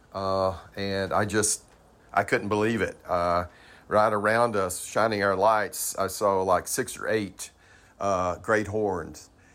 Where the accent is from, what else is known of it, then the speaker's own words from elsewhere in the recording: Beersheba Springs, Tennessee, United States; I grew up in Bersheba Springs, um, Savage Gulf, Stone Door. Uh, that was my stomping ground when I was a kid